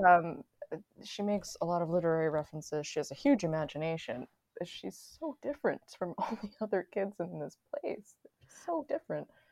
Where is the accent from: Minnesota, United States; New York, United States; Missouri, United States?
New York, United States; New York City; I'm from Queens